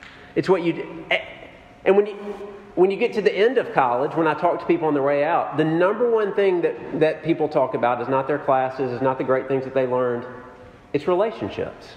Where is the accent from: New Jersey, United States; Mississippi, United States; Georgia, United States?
Mississippi, United States; Jackson; moved away; I grew up in Jackson, Mississippi